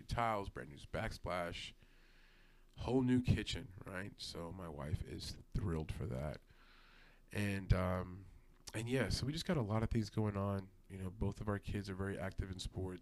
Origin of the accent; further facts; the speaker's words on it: New York City, New York, United States; I grew up in Brooklyn, New York, from the city.